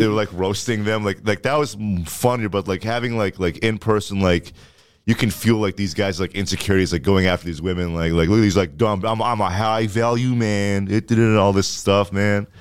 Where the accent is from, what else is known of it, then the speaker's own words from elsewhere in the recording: Ottawa, Ontario, Canada; moved away; Orleans, where I'm from